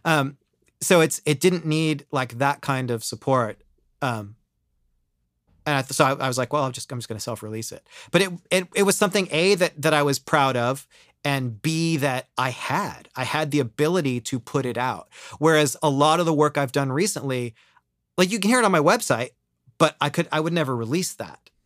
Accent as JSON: {"language": "English", "region": "Ohio", "country": "United States", "tie": "born or raised there", "moved": "as an adult", "lives_now": "New York, United States", "said": "I grew up in Ohio"}